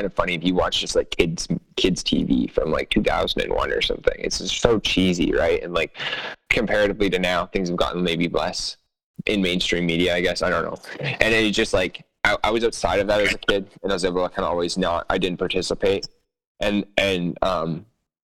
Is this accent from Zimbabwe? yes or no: no; Canada; I'm Canadian